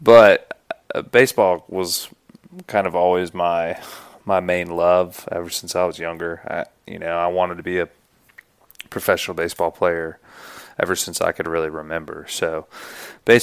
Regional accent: Greenville, South Carolina, United States; I grew up in Greenville, South Carolina

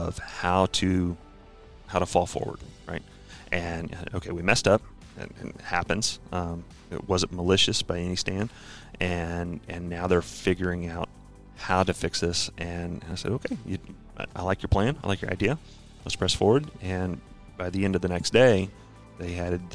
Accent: Rhinebeck, New York, United States; I was born and raised in Rhinebeck, New York, home of old Rhinebeck Aerodrome

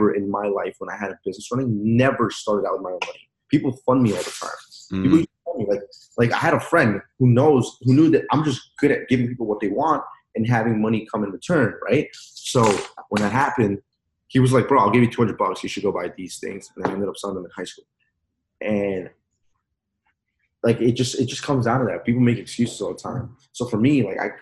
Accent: Peru; now in United States; I wasn't born here. I was born in Peru.

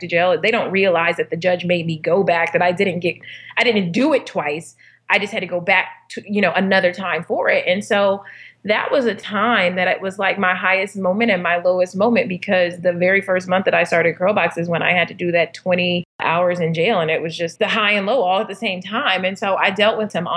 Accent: Inglewood, California, United States; I was born and raised in Inglewood, California, not the sexiest part of town

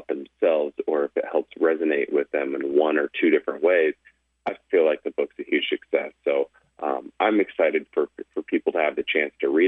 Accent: Peoria, Illinois, United States; now in Los Angeles, United States; I'm a kid from Illinois who somehow ended up living

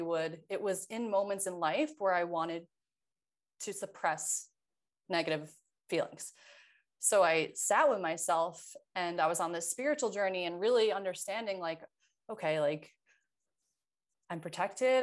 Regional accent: New York, United States; moved away as an adult; now in California, United States; I was from New York

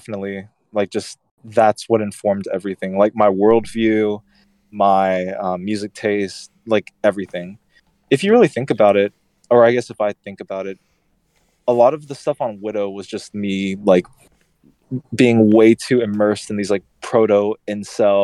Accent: Houston, Texas, United States; my hometown

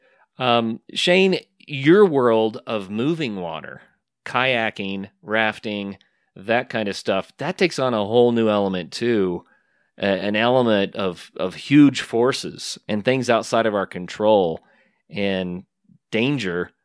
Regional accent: northeastern Oklahoma, United States; now in Colorado, United States; When I grew up in Oklahoma, I grew up in northeastern Oklahoma

